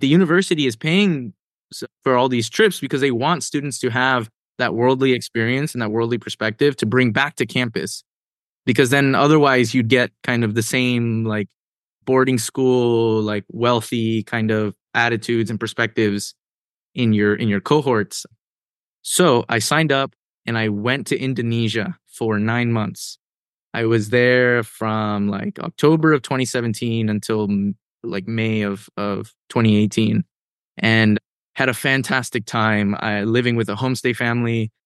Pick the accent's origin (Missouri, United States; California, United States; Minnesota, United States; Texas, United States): California, United States; Oxnard; moved away as an adult; also born or lived in Ventura, California / Princeton, New Jersey; I was born in Ventura, but I grew up in Oxnard